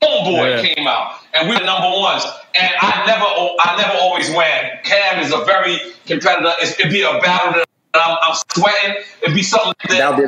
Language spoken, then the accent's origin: English; New York, United States; as a New Yorker